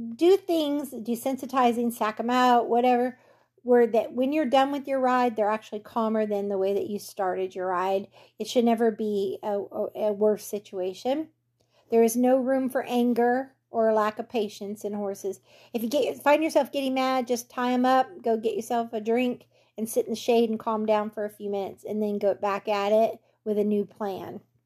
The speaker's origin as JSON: {"language": "English", "region": "California", "country": "United States", "tie": "born or raised there", "moved": "yes", "said": "I grew up in California"}